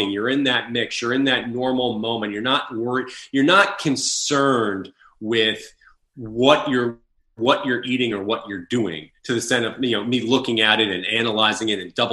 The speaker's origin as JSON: {"language": "English", "area": "Long Island", "region": "New York", "country": "United States", "tie": "born or raised there", "also_born_or_lived": "Connecticut / Los Angeles, California", "moved": "as an adult", "said": "So I was born and raised in Long Island, New York, and I went to school in Connecticut."}